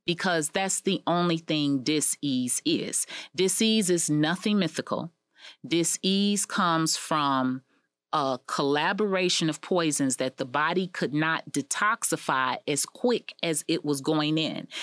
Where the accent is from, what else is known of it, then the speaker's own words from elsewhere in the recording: United States; also born or lived in Israel; as an American